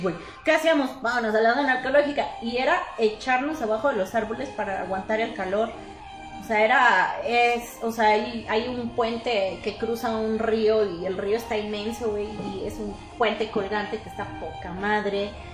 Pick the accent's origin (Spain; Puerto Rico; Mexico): Mexico; Puebla